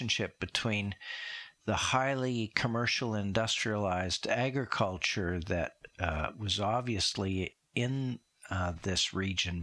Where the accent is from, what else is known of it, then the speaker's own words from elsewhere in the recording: Saskatchewan, Canada; I grew up in Saskatchewan